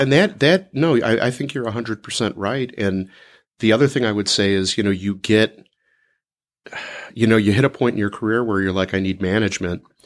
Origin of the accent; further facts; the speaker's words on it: Chicago, Illinois, United States; also born or lived in Oak Park, Illinois; I grew up in Chicago